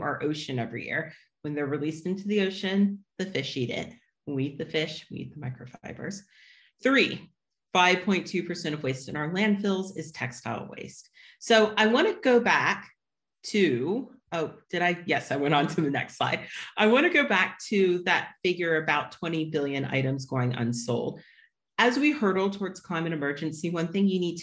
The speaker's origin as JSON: {"language": "English", "country": "United States", "said": "As an American"}